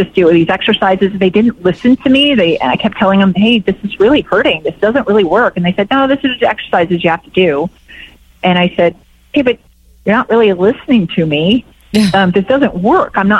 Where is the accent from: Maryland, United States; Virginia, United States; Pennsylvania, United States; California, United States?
California, United States; Bay Area; also born or lived in Santa Barbara / Spain; I'm from the Bay Area originally